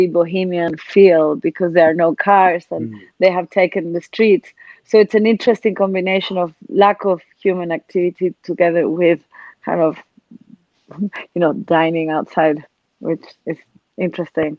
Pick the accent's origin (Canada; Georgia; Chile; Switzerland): Chile; I am from Chile, and I was in Chile until very recently